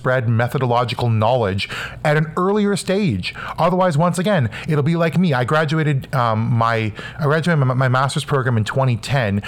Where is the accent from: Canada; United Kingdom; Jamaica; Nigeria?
Canada; I'm from Canada